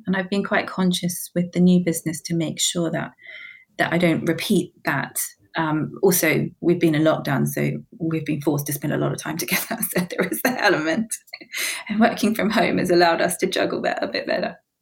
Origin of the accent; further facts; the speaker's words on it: New Zealand; moved away as an adult; now in London, United Kingdom; originally, I was born and bred in New Zealand.